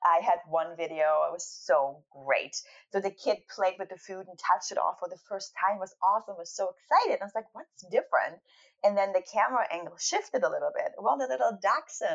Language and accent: English; East Germany, Germany; I grew up in East Germany